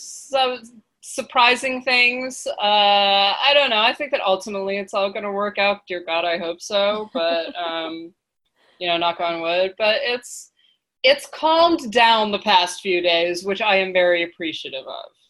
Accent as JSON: {"language": "English", "region": "New York", "country": "United States", "tie": "born or raised there", "also_born_or_lived": "Scotland", "moved": "yes", "said": "I come from rainy climates. I grew up in New York. I lived in Scotland"}